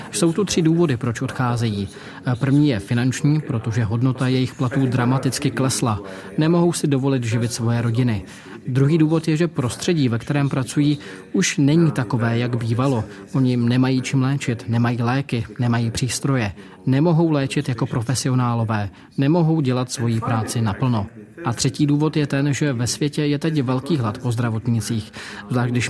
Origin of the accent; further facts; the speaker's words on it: Homs, Homs Governorate, Syria; moved away as an adult; now in Lebanon; z Homsu. Opustil jsem Sýrii kvůli islámskému státu v roce 2011.